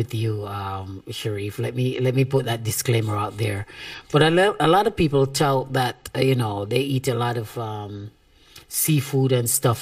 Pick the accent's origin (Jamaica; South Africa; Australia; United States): Jamaica; as a Jamaican